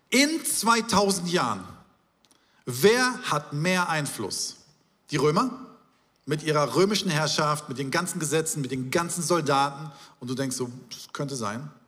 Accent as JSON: {"language": "German", "region": "Hamburg", "country": "Germany", "tie": "born there", "said": "denn ich bin hier geboren in Schnelsen und äh, durfte auch, ich habe leider, bin ich hier nicht aufgewachsen"}